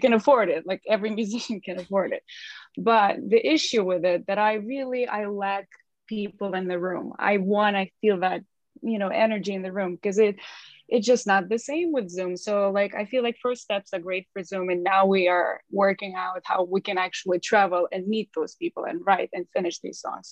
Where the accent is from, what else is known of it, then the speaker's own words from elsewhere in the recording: Ukraine; English is a second language; moved away as an adult; now in London, United Kingdom; we are from Ukraine, like you pointed. So we moved here about like eight years ago